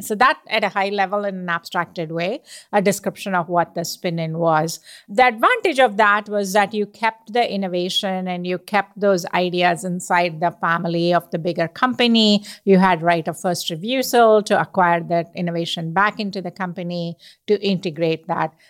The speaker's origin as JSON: {"language": "English", "country": "India", "tie": "born or raised there", "moved": "as an adult", "lives_now": "United States", "said": "I grew up in India"}